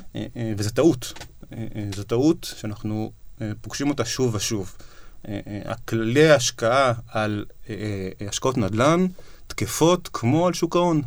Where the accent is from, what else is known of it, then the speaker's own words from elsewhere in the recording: Israel; כי אנחנו ישראלים